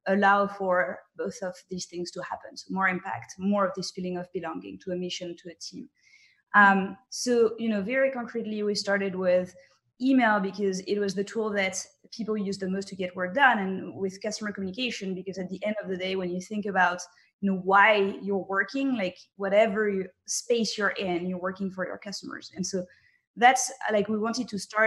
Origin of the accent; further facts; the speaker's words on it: France; I was raised in France